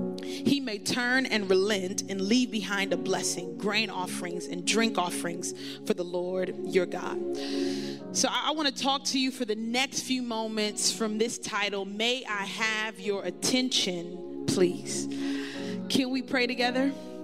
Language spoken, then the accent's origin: English; Brooklyn, New York, United States; now in Miami, United States; I am from Brooklyn, New York, and I have the opportunity of being a part of VU Church in Miami